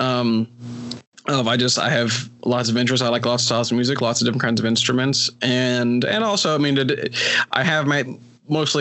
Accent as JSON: {"language": "English", "region": "West Virginia", "country": "United States", "tie": "born or raised there", "said": "here in my home state of West Virginia"}